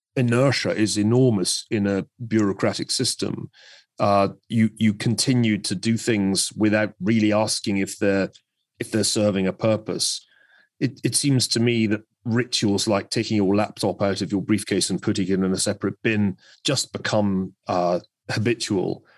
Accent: Scotland, United Kingdom; my own native land. If you had gone to Scotland

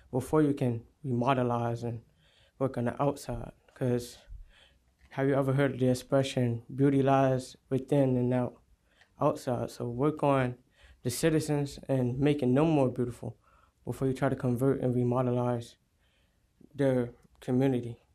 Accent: Norfolk, Virginia, United States; moved away as an adult; now in Chesapeake, United States; I reside in 1000 Oakdale Lane, Chesapeake, Virginia, but I was born here in Norfolk. Um, actually, I only been out of Norfolk for two years.

